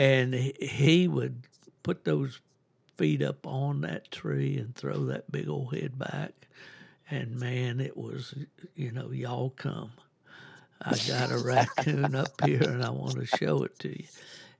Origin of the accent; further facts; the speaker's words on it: West Virginia, United States; my hometown in West Virginia